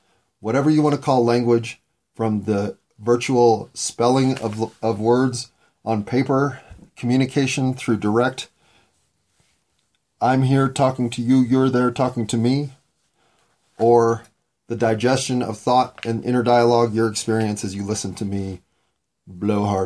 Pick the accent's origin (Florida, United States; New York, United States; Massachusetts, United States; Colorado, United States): Colorado, United States; Denver; I was born in Denver